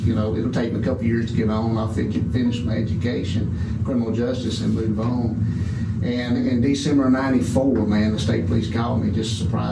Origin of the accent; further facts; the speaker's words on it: Simpson, Louisiana, United States; also born or lived in Alexandria, Louisiana; I was raised in a small country town about 40 miles west of there, metropolis of Simpson, Louisiana.